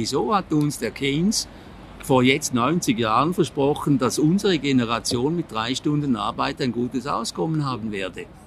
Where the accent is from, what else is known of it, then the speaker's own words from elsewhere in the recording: Switzerland; Ich bin Appenzeller